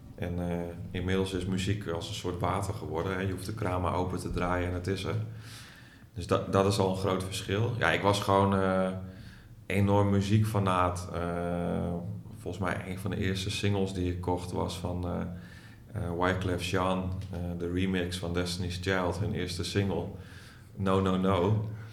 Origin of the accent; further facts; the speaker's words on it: Groningen, Netherlands; also born or lived in Hilversum; Ik ben een geboren Groninger